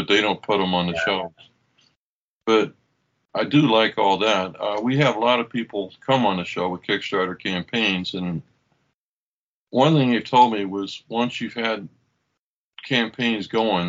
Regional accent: Oklahoma, United States; I grew up in Oklahoma

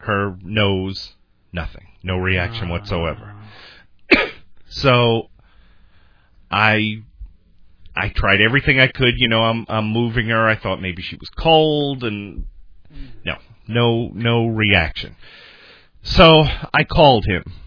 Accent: Long Island, New York, United States; moved away; I grew up on Long Island

